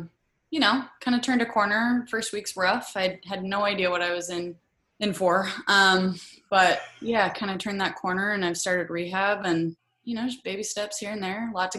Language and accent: English; Oregon, United States; I played at Oregon State and I grew up in Oregon and, hadn't really left much.